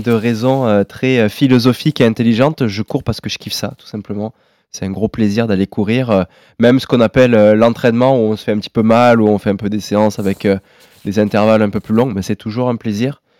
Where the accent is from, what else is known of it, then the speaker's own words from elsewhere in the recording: Guadeloupe, France; J'ai grandi en Guadeloupe, dans l'océan. Mes parents avaient eu ce rêve fou d'aller monter un club de plongée là-bas.